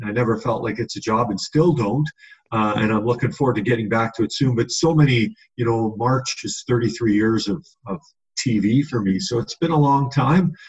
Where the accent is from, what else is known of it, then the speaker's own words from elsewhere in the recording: Edmonton, Alberta, Canada; growing up in Edmonton